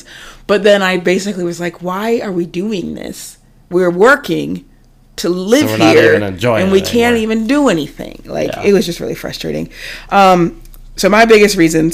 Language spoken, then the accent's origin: English; Ohio, United States; moved away as an adult; also born or lived in San Diego; we were born and raised in Ohio